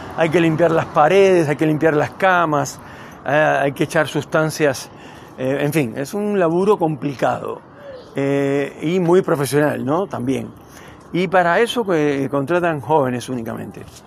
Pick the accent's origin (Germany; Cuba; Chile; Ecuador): Cuba; now in Neuquén, Argentina; yo nací en Cuba